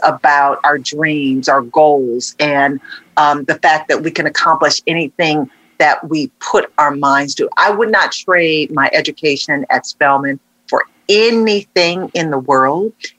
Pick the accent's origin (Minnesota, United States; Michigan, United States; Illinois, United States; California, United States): Michigan, United States; Detroit; first started in local news in my hometown of Detroit